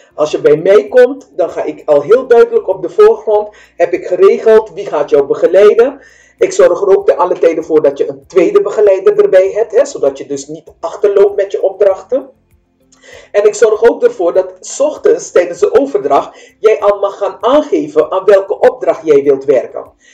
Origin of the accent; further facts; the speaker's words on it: Suriname; now in Netherlands; ik kom uit Suriname, wij praten anders